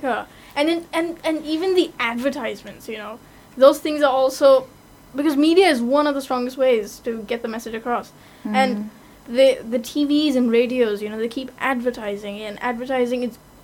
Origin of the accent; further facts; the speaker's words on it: India; being an Indian